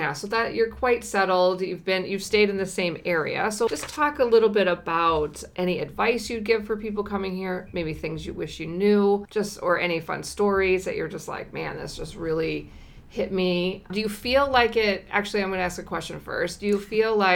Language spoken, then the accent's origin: English; United States; now in New Zealand; coming in as an American